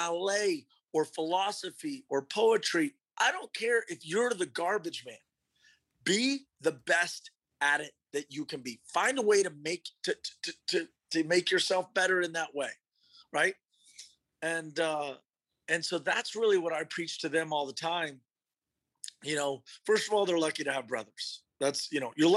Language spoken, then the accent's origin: English; Austin, Texas, United States; growing up in Austin, as my father's son, I just wanted to go to UT